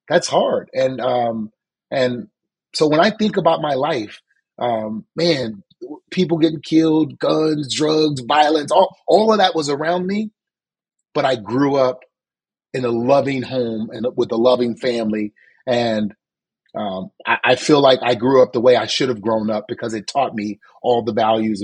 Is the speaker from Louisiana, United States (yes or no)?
yes; New Orleans, Louisiana, United States; Suze, you know, I lived a very good life. And we were poor. We didn't have much. Me and my five older brothers, we lived in like a three-bedroom house